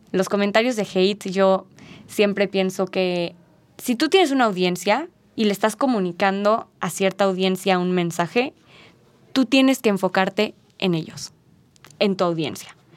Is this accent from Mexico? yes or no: yes; Mexico; nosotros como mexicanos